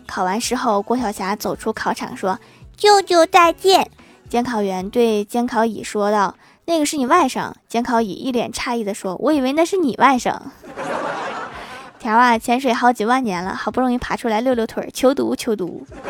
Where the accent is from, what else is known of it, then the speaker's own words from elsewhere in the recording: Northeast China, China; accent: Northeastern (Dongbei); 用我们东北话是这么说的